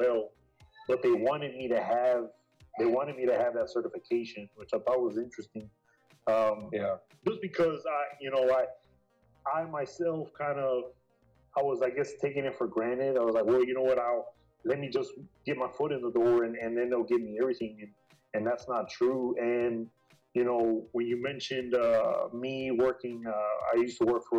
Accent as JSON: {"language": "English", "town": "Brownsville", "region": "Texas", "country": "United States", "tie": "born or raised there", "moved": "as an adult", "said": "originally I'm from Brownsville, so I worked a couple of jobs over there. It was nothing major. To be honest, I was still living at home"}